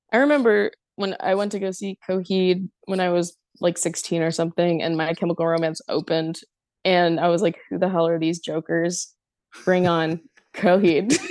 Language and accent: English; Elizabeth, New Jersey, United States; growing up in Elizabeth, New Jersey